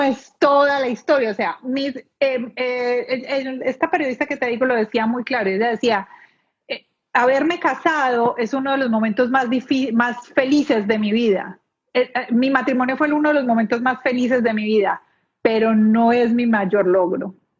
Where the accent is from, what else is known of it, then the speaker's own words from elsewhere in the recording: Colombia; moved away as an adult; now in Palm Beach, United States; soy colombiana, bien, me vine a vivir a este país hace 11 años